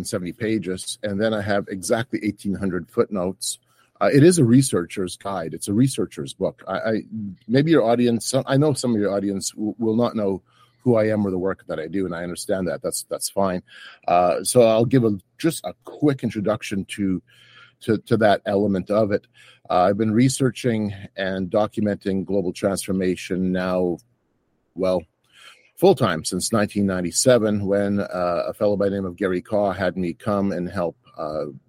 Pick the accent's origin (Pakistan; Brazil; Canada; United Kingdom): Canada; I'm from Canada